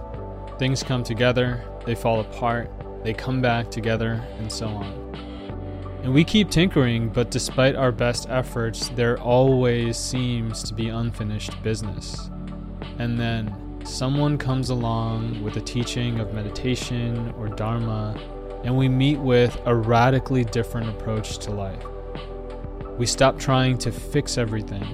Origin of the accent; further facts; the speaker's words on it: New Jersey, United States; growing up in New Jersey, raised as a Buddhist in the Sri Lankan community in New Jersey